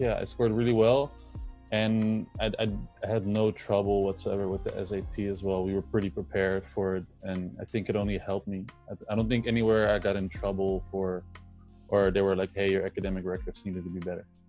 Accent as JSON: {"language": "English", "town": "Amsterdam", "region": "North Holland", "country": "Netherlands", "also_born_or_lived": "Spain / California", "said": "I'm from Amsterdam, the Netherlands"}